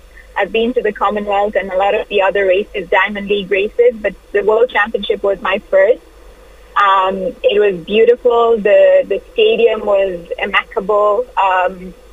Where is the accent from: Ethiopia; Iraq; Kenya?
Kenya; moved away as an adult; also born or lived in England; There is a certain humbleness that comes with Kenya and being Kenyan